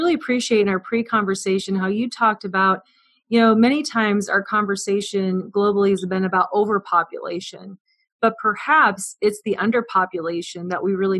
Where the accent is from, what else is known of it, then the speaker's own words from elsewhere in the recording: West Point, Nebraska, United States; I grew up in West Point, Nebraska. I didn't grow up on a farm, but my grandparents did.